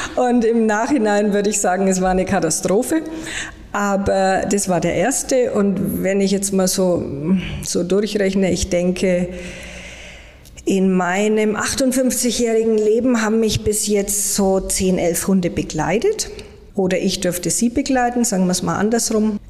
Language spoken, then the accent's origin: German; Germany; bei uns in Deutschland